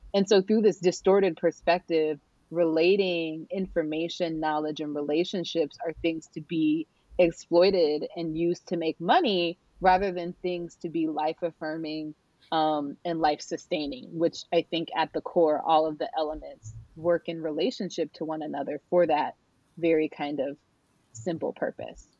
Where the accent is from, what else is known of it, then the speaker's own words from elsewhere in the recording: San Diego County, California, United States; also born or lived in Norfolk, Virginia; now in Northern Virginia, United States; I was raised in the land of the Kumeyaay, um, which is now what we refer to as uh, San Diego County